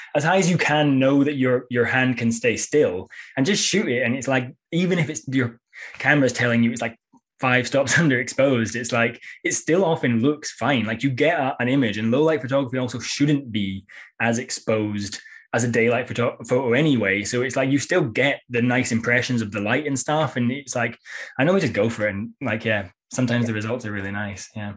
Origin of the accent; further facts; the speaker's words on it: Edinburgh, Scotland, United Kingdom; moved away as an adult; also born or lived in Copenhagen; now in London, United Kingdom; in London now, but I used to live in, I'm from Edinburgh